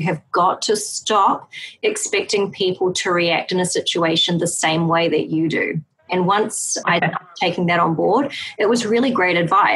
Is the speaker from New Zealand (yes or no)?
yes; New Zealand; now in United States; I come from New Zealand, which is a Western country, much like the United States